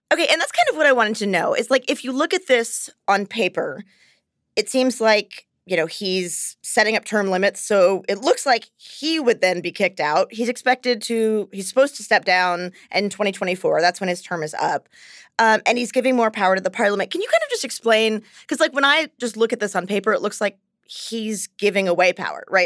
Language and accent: English; United States; I'm American